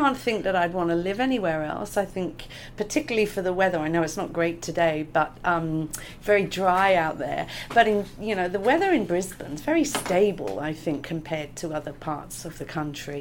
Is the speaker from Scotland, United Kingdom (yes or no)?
no; Gloucester, South West England, United Kingdom; moved away as an adult; now in Australia; you can probably guess by my accent that I'm from the UK. I was born in Gloucester in England, and I came to Australia in 95